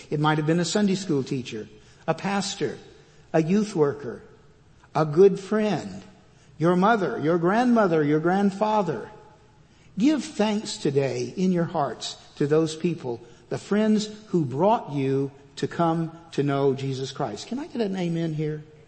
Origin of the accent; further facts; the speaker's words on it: Fort Worth, Texas, United States; moved away as an adult; also born or lived in California; now in Georgetown, United States; I am a native Texan. I was born and raised in Fort Worth